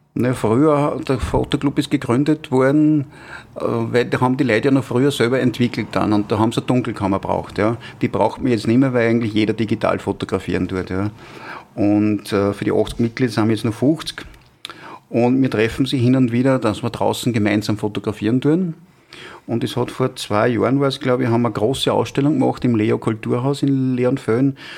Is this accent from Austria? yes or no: yes; Schenkenfelden, Upper Austria, Austria; also born or lived in Freistadt / Linz; 1960 geboren in Schenkenfelden dann, habe dann ein Jahr in, in, Bod äh, in Bodersee verbracht, bin in die Hauptschule gegangen, später dann im Gymnasium in Freistadt